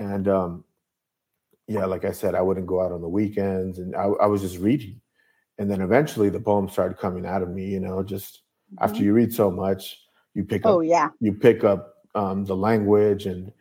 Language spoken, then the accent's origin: English; Buena Park, California, United States; moved away as an adult; also born or lived in Anaheim, California / Berkeley, California; I was born in Anaheim, raised in Buena Park